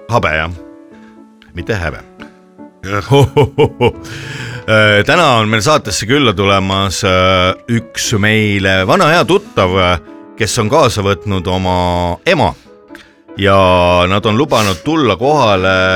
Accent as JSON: {"language": "Estonian", "country": "Estonia", "said": "ma olen nüüd eestlane"}